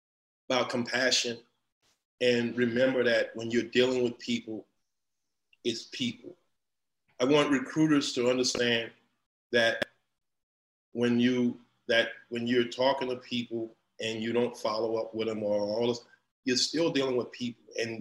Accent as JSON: {"language": "English", "town": "New Iberia", "region": "Louisiana", "country": "United States", "said": "I'm from Louisiana, I'm from the bottom, I'm from the boot, all right? I'm from New Iberia, Louisiana, I'm from the boot, I mean the mud."}